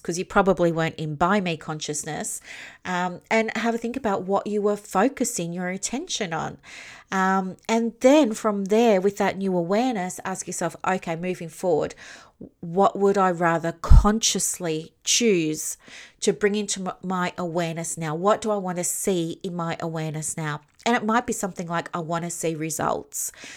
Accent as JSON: {"language": "English", "region": "Victoria", "country": "Australia", "said": "I'm from Victoria"}